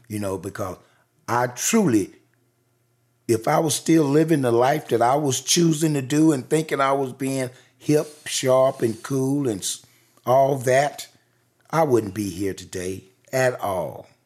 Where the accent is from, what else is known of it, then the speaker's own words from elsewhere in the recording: the rural South, United States; I was born in the rural South in nineteen fifty-two.